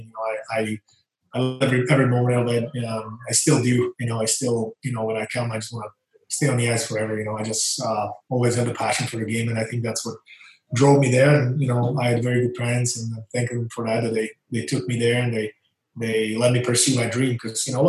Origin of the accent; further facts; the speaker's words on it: Banská Bystrica, Banská Bystrica Region, Slovakia; moved away; I'm from Slovakia, from a small town, Banská Bystrica.